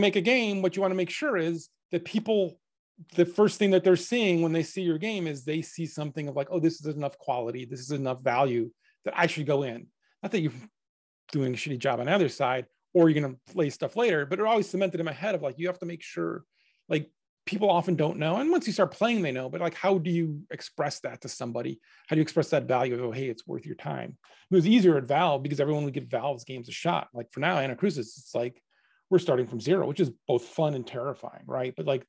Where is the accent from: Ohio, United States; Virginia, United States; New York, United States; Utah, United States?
Ohio, United States; Cleveland; we grew up in Cleveland. There's not a lot of game development happening there.